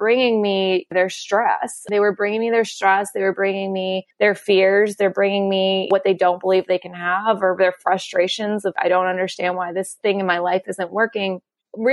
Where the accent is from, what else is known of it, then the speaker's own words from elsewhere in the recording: Kentucky, United States; I'm from Kentucky with horse racings. I grew up around thoroughbred farms